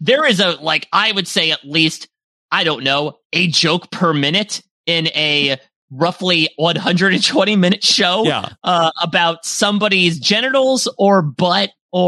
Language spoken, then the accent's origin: English; Canada; I can say it because I'm Canadian.